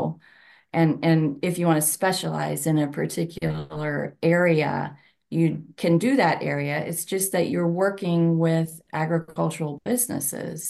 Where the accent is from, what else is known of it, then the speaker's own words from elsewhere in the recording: Ohio, United States; also born or lived in Wyoming; I eventually worked my way here back to Ohio. I'm from Ohio